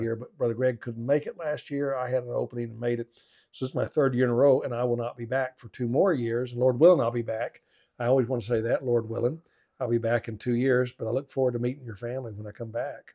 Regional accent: Arkansas, United States; I grew up in Arkansas playing football, small town football

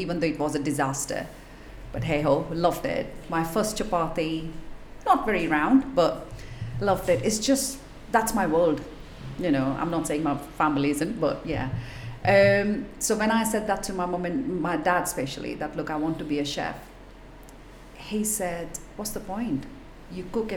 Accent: Mumbai, Maharashtra, India; now in Blackpool, United Kingdom; growing up in Mumbai

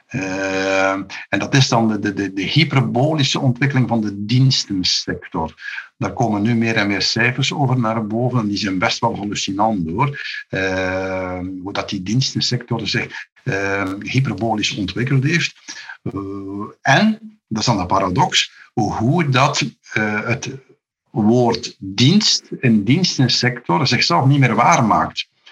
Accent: Flanders, Belgium; hier bij ons in Vlaanderen

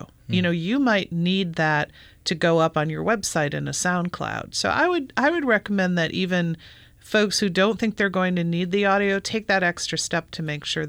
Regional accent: Illinois, United States; Well, I grew up in Illinois and I bagged at Kroger.

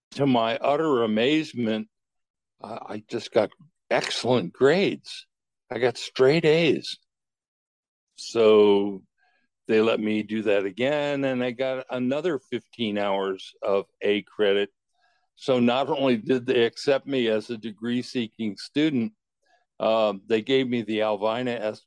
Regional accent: Herndon, Virginia, United States; moved away as an adult; also born or lived in Washington, D.C.; now in Utah, United States; growing up in Fairfax County

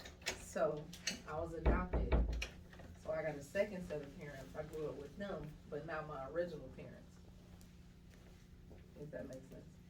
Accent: Chicago, Illinois, United States; moved away as an adult; now in Atlanta, United States; I am from Chicago, Illinois. Illinois. Well, I'm from the south side.

